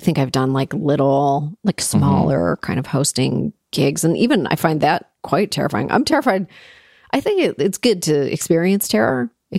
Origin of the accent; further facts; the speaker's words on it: Toronto, Ontario, Canada; because I grew up in Toronto